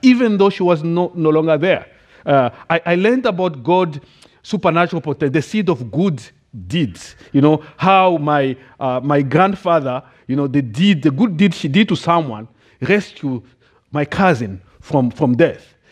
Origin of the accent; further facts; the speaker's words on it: DR Congo; English is a second language; moved away as an adult; now in United States; I grew up in the Democratic Republic of the Congo